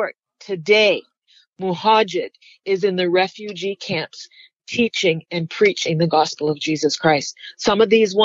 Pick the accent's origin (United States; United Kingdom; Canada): Canada; I'm Canadian